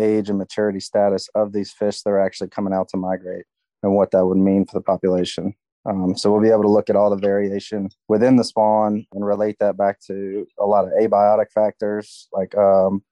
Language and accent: English; Mobile, Alabama, United States; I grew up in Mobile, Alabama, which is the major city that's about 30 miles north of Dauphin Island